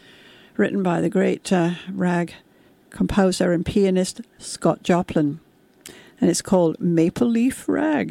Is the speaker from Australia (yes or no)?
no; United Kingdom; when I was growing up in Britain in the 1950s and 60s